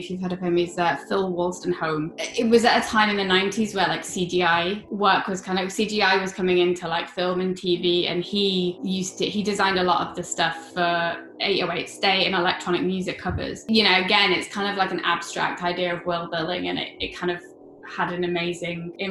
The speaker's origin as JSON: {"language": "English", "town": "Sheffield", "region": "Yorkshire and the Humber", "country": "United Kingdom", "tie": "born or raised there", "moved": "as an adult", "lives_now": "London, United Kingdom", "said": "I grew up in Sheffield"}